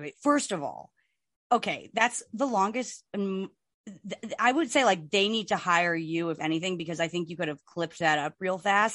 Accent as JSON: {"language": "English", "region": "New Jersey", "country": "United States", "said": "we are from Jersey"}